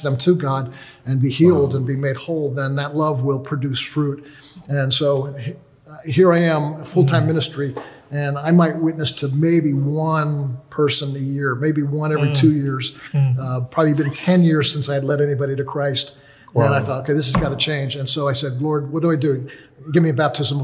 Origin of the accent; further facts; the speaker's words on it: United States; I'm from the United States